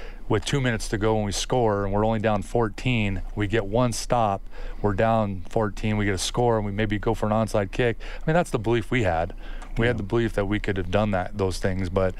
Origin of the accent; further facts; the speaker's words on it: United States; moved away as an adult; now in Edmonton, Canada; I am an American